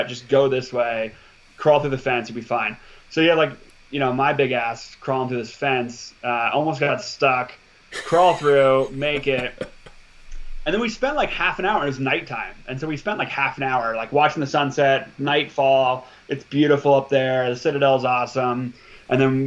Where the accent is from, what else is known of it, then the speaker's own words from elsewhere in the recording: Montana, United States; also born or lived in Alaska; I was born in Alaska and I moved to Montana when I was four.